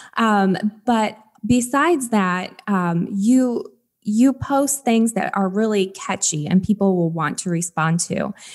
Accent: Michigan, United States; moved away; I'm from Michigan originally

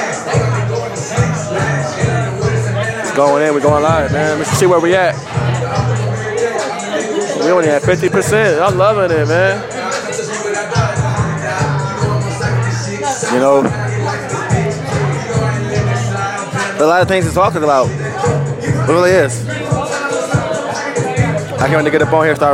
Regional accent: New York, United States; moved away; I was raised in New York

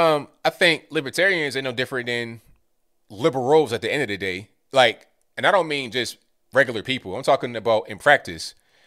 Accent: Parkersburg, West Virginia, United States; also born or lived in Winfield / Canova; I grew up in Parkersburg. I know I'm a Parkersburg. Shout out to you. Lived in Kanawha County for a while. I lived in Winfield and Canova for a while.

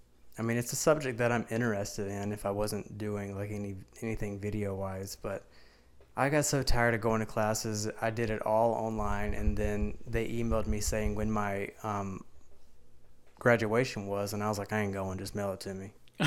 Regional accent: United States; accent: country, southern; So, a lot of people talk about my accent and how much is like a country accent, southern accent, but you should have heard me like 6 years ago.

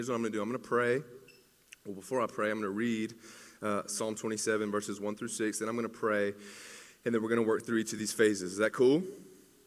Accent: Greenville, South Carolina, United States; now in Clemson, United States; I'm from Greenville.

